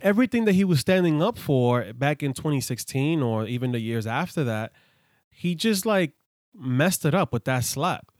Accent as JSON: {"language": "English", "town": "New York City", "region": "New York", "country": "United States", "tie": "born or raised there", "said": "I grew up in the hood, I grew up in the Bronx"}